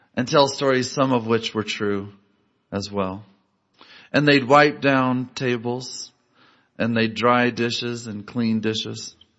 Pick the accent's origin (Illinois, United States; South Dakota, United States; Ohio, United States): Illinois, United States; Galesburg; I grew up in Galesburg, Illinois, a small Midwestern town.